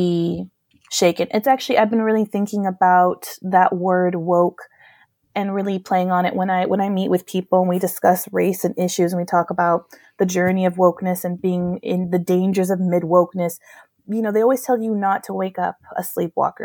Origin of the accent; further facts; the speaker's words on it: United States; moved away as an adult; now in Europe; I am very afraid to go back to my home country